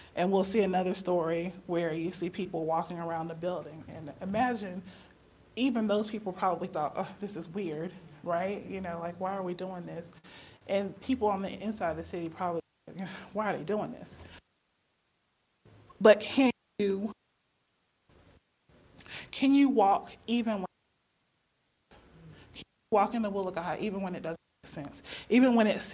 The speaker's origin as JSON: {"language": "English", "town": "Chapel Hill", "region": "North Carolina", "country": "United States", "tie": "born or raised there", "also_born_or_lived": "Minnesota", "said": "I was born and raised here in Chapel Hill"}